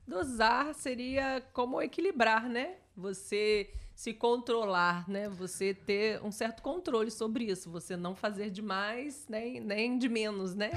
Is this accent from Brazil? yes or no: yes; Barra Mansa, Rio de Janeiro, Brazil; a minha cidade, onde eu nasci, aparece um pouquinho Barra Mansa